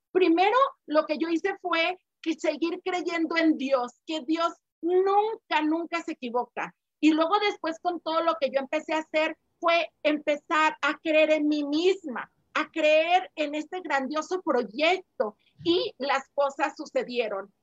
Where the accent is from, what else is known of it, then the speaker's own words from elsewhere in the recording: Mexico; now in Guadalajara, Mexico; yo no soy de Guadalajara, soy de otro estado, de aquí de, de México.